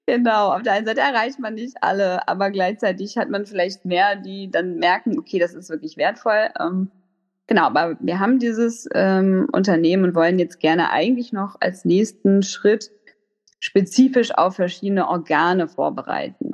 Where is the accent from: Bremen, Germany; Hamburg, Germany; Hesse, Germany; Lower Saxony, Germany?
Hamburg, Germany; moved away as an adult; also born or lived in Freiburg; now in Lübeck, Germany; ich bin ursprünglich äh, Hamburgerin, also so Ur-Hamburgerin